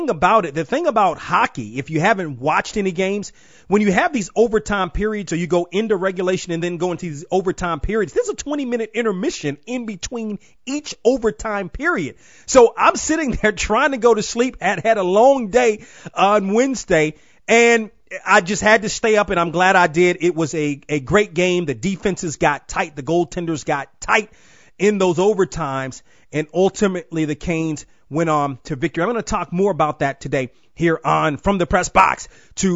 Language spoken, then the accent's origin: English; Washington, United States; I'm from the Washington area, grew up as a Capitals fan.